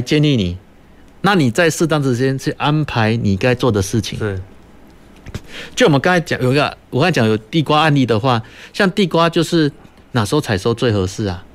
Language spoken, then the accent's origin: Chinese; Kaohsiung, Taiwan; 我们高雄这边